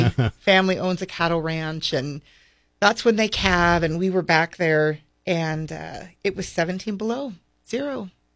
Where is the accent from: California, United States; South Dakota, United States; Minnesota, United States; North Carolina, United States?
South Dakota, United States; Vermillion; USD is in my hometown of Vermilion.